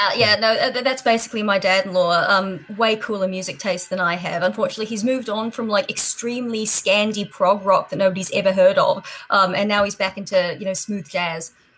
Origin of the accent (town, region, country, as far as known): Auckland, New Zealand; born or raised there; also born or lived in Australia